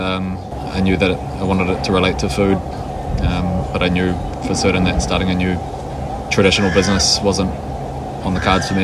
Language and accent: English; Wellington, New Zealand; I'm from Wellington, New Zealand.